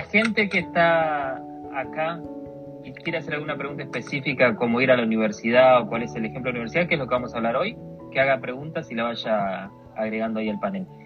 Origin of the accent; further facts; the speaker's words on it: Argentina; moved away as an adult; now in New York, United States; vine de Argentina, me mudé de Argentina